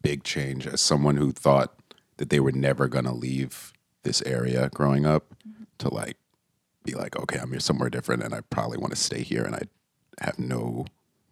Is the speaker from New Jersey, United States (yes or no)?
yes; Teaneck, New Jersey, United States; moved away as an adult; also born or lived in New York; now in Detroit, United States; I grew up in Jersey, so I was born and raised in New Jersey, Teaneck